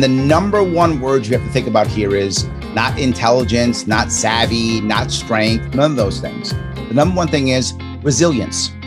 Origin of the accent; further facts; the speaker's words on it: Chicago, Illinois, United States; I'm from Chicago, and so there's a lot of crime history in my neck of the woods